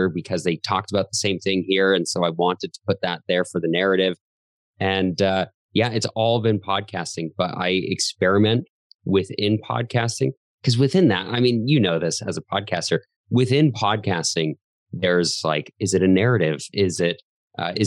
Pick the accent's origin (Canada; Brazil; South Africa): Canada; Calgary, Alberta; I was born in Calgary, Canada, still live here and love it here